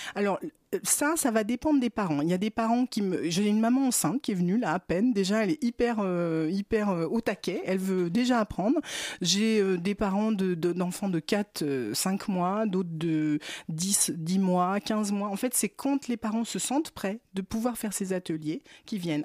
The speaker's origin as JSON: {"language": "French", "region": "Brittany", "country": "France", "said": "Je suis bretonne"}